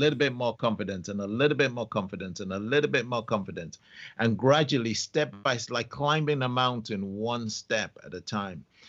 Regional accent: Nigeria; also born or lived in London; I was six weeks old when my parents took me to Nigeria, and I was brought up in Nigeria.

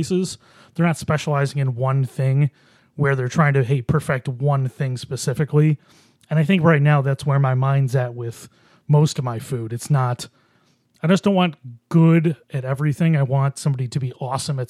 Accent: Buffalo, New York, United States; now in Rochester, United States; We are from Buffalo

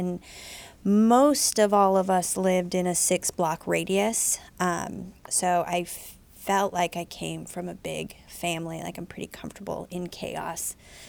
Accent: Omaha, Nebraska, United States; I grew up in Country Club, three blocks from where Steve lived.

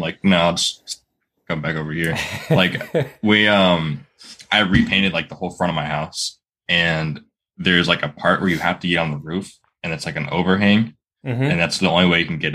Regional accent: Florida, United States; also born or lived in Virginia; I live in Florida, and I've always lived in Florida my whole life

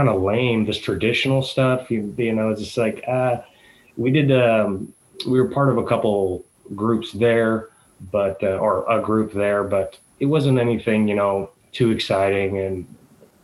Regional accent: Seattle, Washington, United States; also born or lived in Greece; now in San Francisco Bay Area, United States; I am originally from Seattle, Washington, currently living in the San Francisco Bay Area

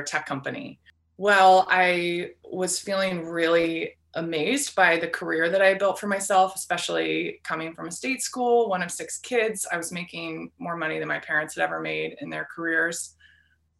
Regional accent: Arcata, California, United States; moved away as an adult; also born or lived in Seattle, Washington; now in Hope, Maine, United States; I grew up in Northern California in the Redwood Forest, a little college town called Arcata, California

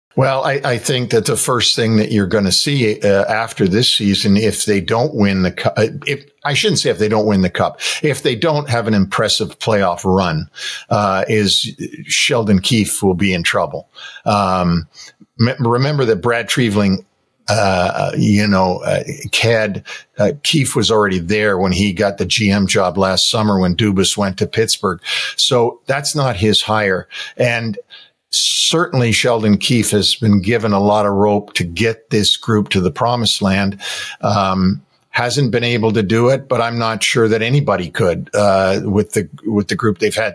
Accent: Toronto, Ontario, Canada; moved away; I'm from Toronto

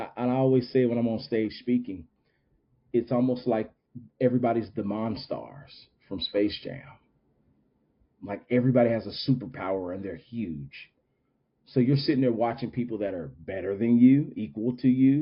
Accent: Winston-Salem, North Carolina, United States; in my hometown

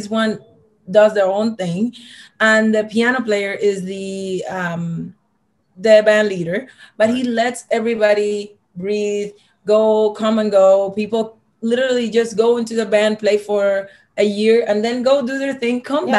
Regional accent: Havana, Cuba; moved away; And I'm from Havana.

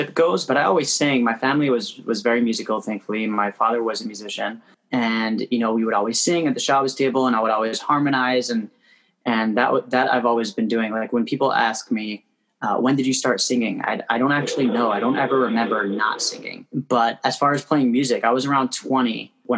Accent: Toronto, Ontario, Canada; moved away as an adult; also born or lived in Crown Heights, Brooklyn, New York; now in New York, United States; I was born and raised in Toronto. I live in Crown Heights now.

